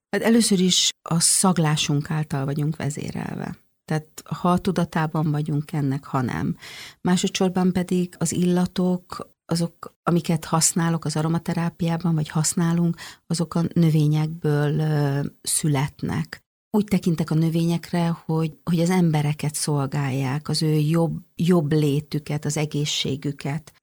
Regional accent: Hungary; moved away as an adult; also born or lived in Stockholm, Sweden; nekem szülőhazám. Tehát, hogy olyan elmondhatatlan vágyam volt arra, hogy visszajöjjek Magyarországra

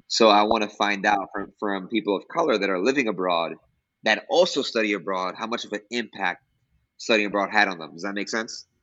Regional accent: New York City, New York, United States; moved away as an adult; now in Costa Rica; I'm originally from New York City. I am born to Dominican parents from Dominican Republic

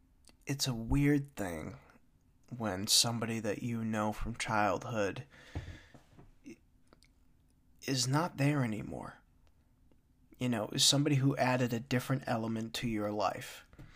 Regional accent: Tanglewood, United States; I mean, I grew up in Tanglewood, ladies and gentlemen, and in Tanglewood, at that point in time in the 90s, it was hit or miss.

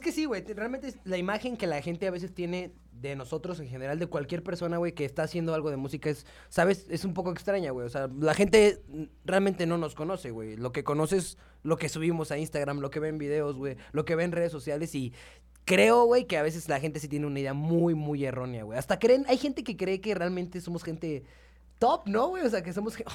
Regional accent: San Luis Potosí, Mexico; now in Mexico City, Mexico; soy de San Luis

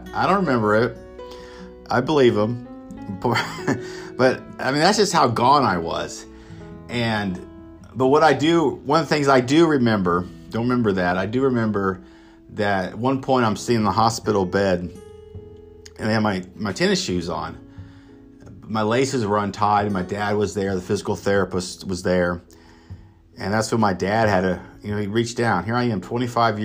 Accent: Emporia, Kansas, United States; I'm originally from Kansas, so at the time I was at KU Medical Center, and this is downtown Kansas City, Kansas, and I thought it was like my hometown of Emporia

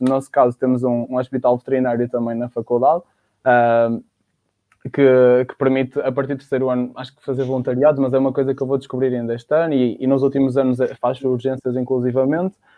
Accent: Baião, North, Portugal; now in Porto, Portugal; sou de Baião, estudei numa secundária em Baião

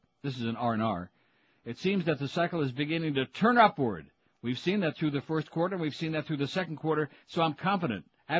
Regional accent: Rochester, New York, United States; When I was growing up in Rochester, which is a suburb of Buffalo

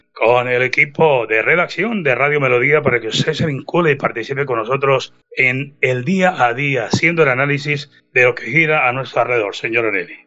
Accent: Páramo, Santander, Colombia; nosotros venimos de Vereda, ya el páramo de la salud, provincia de Guarentina

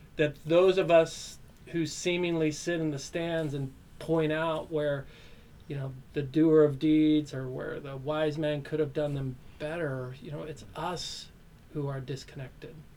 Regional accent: Meridian, Idaho, United States; I grew up in Meridian, Idaho, this small little community just outside of Boise

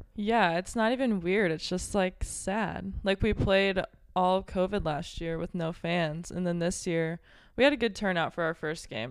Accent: Belleville, Illinois, United States; I'm from Belleville, Illinois, right outside Saint Louis.

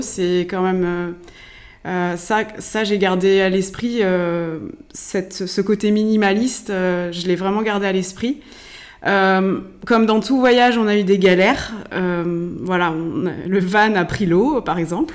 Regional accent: Laval, Pays de la Loire, France; je suis mayonnaise pure souche. Hein. je suis née à Laval

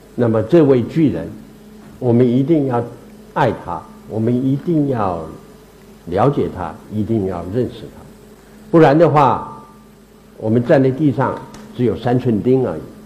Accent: Taiwan; also born or lived in Meizhou, Guangdong (ancestral); 我到台湾是第八代，第八代，我的开台，我来台的第一代这个祖先叫做梅申公

